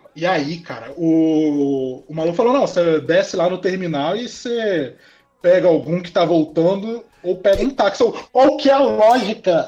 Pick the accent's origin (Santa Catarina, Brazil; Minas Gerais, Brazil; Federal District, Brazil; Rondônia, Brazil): Rondônia, Brazil; Porto Velho; now in Campo Grande, Brazil; Eu nasci aqui em Porto Velho